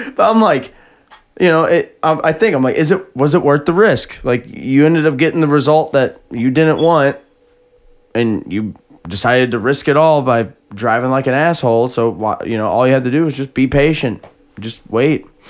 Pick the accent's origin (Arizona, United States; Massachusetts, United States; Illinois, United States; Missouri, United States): Missouri, United States; Jefferson County; We're from Jefferson County, so you know we got great aim